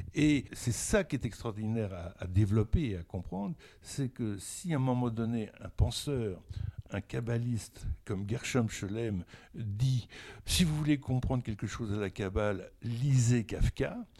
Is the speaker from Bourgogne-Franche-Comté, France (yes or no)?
yes; Burgundy, Bourgogne-Franche-Comté, France; je viens de la Bourgogne, de, euh, la Bourgogne des petits villages